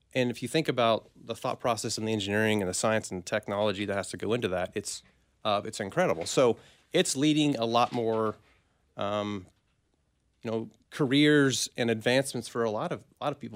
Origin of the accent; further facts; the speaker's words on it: Minneapolis, Kansas, United States; I'm from a Minneapolis, Kansas, a tiny town